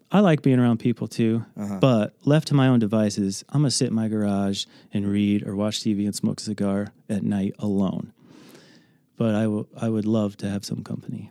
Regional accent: Andalusia, Illinois, United States; also born or lived in California; I grew up in Andalusia, so Rockridge High School is a conglomerate of all the little towns around okay. Edgington, Illinois

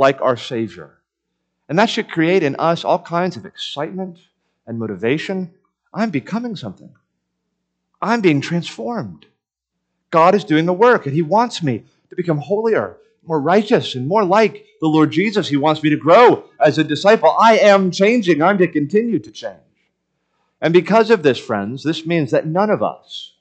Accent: Miami, Florida, United States; moved away; growing up in the city and growing up in Miami and never owning a home

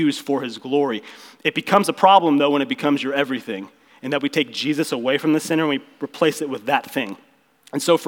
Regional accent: Ozark, Missouri, United States; We grew up in Ozark together

